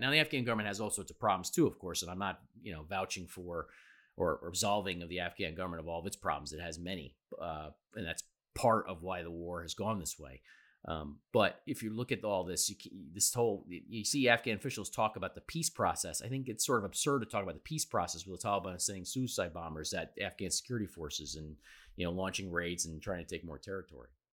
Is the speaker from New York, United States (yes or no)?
yes; New York City, New York, United States; as a New Yorker